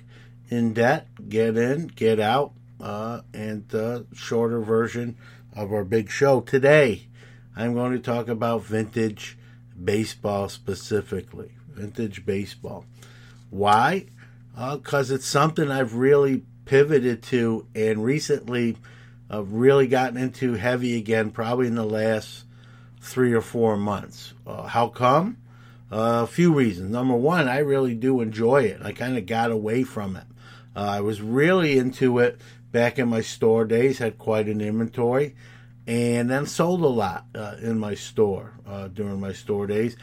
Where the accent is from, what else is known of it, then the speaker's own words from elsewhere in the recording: New York City, New York, United States; growing up in New York City